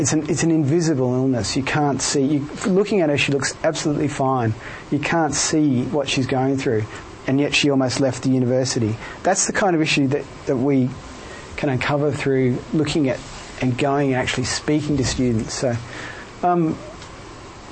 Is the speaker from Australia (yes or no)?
yes; Melbourne, Victoria, Australia; moved away as an adult; now in Cambridge, United Kingdom; I'm from Melbourne